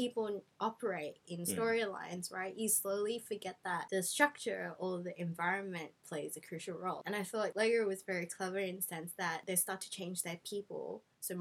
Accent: Hong Kong; So I grew up in Hong Kong

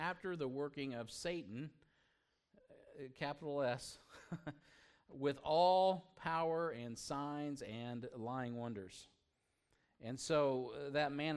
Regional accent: United States; as an American

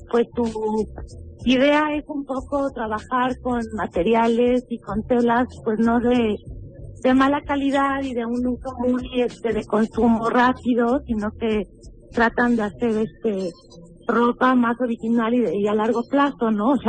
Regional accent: Patamba, Michoacán, Mexico; yo soy originaria de Patamba, Michoacán

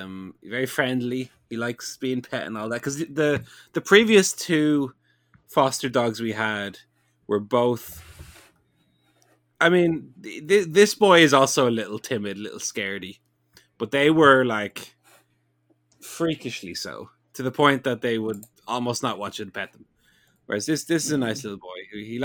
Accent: New Jersey, United States; Hey, I'm from New Jersey over here.

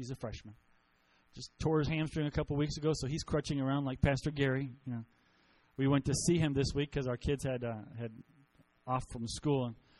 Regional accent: Costa Rica; I grew up in Costa Rica. So my parents were missionaries. My whole growing up life. So I was 4 years old when we went, and I graduated from high school in Costa Rica.

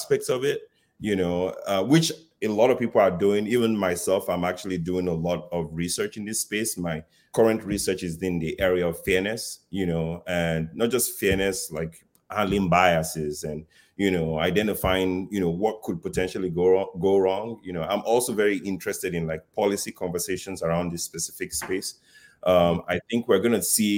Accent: Nigeria; moved away; I grew up in Africa, you know, in Nigeria, to be specific

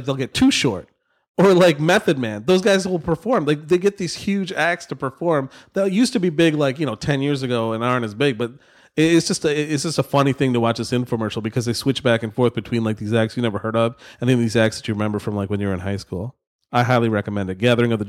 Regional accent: Novi, Michigan, United States; Growing up in Novi, …'s like Psychopathic Records, their headquarters was actually in an industrial park, maybe two blocks from my parents' house.

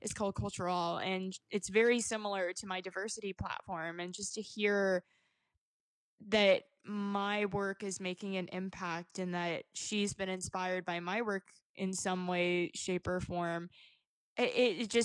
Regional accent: Hampton, Virginia, United States; I was raised in Hampton, Virginia.

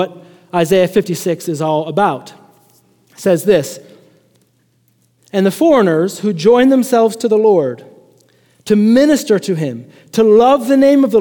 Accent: Chicago, Illinois, United States; moved away; also born or lived in Lubbock, Texas; I'm from Chicago

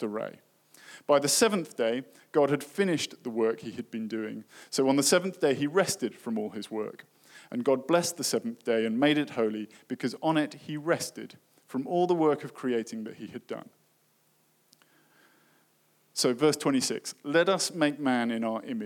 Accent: United Kingdom; in my home country, in the UK

